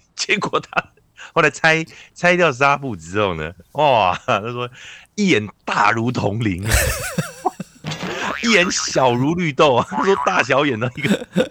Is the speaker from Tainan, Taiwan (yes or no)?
no; Taipei, Taiwan; 因为我台北人，嗯我对北投那边就非常的了解，细汉的时阵去北投那边